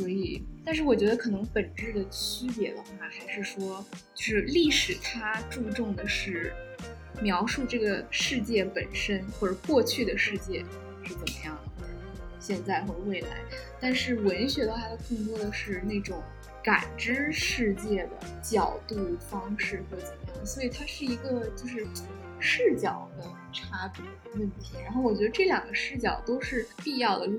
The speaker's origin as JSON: {"language": "Chinese", "country": "China", "tie": "born or raised there", "also_born_or_lived": "Russia", "said": "我父母以前在俄罗斯工作，然后我在那边出生，然后待过一段时间，所以，但是后来，呃，回国以后就可能没有那么多跟俄罗斯的联系。"}